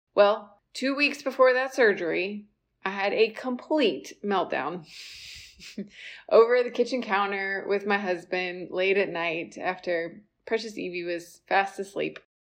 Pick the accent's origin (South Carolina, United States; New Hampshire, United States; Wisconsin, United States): South Carolina, United States; I was born and raised in South Carolina